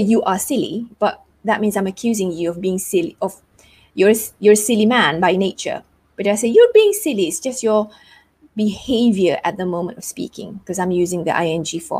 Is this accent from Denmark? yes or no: no; Malaysia; I am Malaysian.